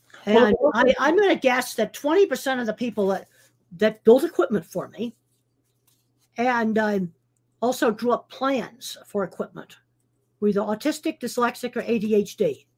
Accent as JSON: {"language": "English", "region": "East Coast", "country": "United States", "said": "I came from the East Coast. We didn't even have cattle there."}